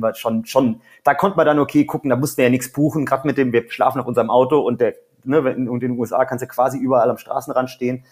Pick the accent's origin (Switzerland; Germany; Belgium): Germany; Rhineland; now in Salzburg, Austria; eigentlich aus dem Rheinland, wie man wahrscheinlich raushört